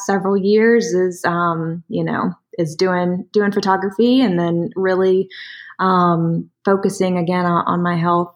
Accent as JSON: {"language": "English", "town": "Durham", "region": "North Carolina", "country": "United States", "tie": "born or raised there", "also_born_or_lived": "Charlotte / Winston-Salem", "said": "my adoptive parents brought me home to Durham, and I grew up there all my life"}